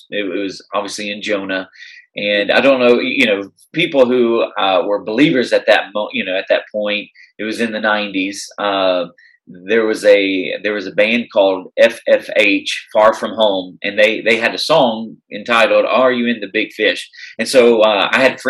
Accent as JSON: {"language": "English", "region": "Tennessee", "country": "United States", "tie": "born or raised there", "moved": "as an adult", "lives_now": "Chicago, United States", "said": "I'm originally from Tennessee"}